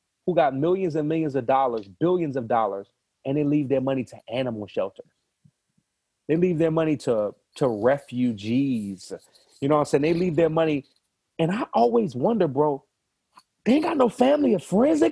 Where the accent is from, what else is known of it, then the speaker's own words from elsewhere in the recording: Savannah, Georgia, United States; I'm from Savannah